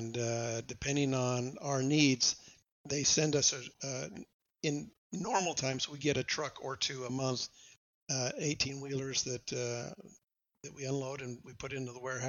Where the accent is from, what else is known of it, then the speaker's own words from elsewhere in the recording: Roy, Utah, United States; moved away as an adult; also born or lived in Hong Kong / California; now in Flower Mound, United States; I grew up in Roy, Utah